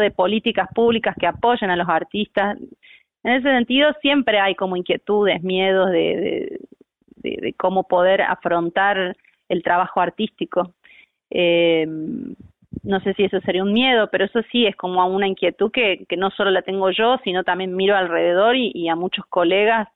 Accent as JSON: {"language": "Spanish", "region": "Jujuy", "country": "Argentina", "moved": "yes", "lives_now": "Córdoba, Argentina", "said": "actriz, eh, soy jujeña"}